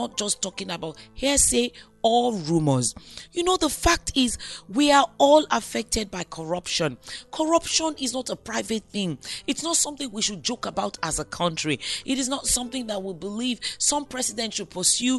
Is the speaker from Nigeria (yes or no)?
yes; Nigeria; I'm a Nigerian